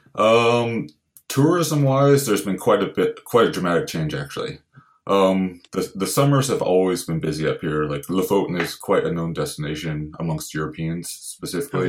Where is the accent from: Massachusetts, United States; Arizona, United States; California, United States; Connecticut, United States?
California, United States; Santa Barbara; moved away as an adult; now in Lofoten, Norway; I grew up in Santa Barbara, California originally